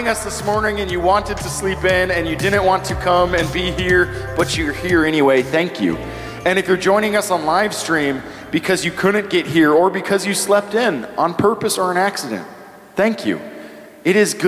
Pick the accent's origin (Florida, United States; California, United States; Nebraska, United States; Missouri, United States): Nebraska, United States; moved away; I grew up in Nebraska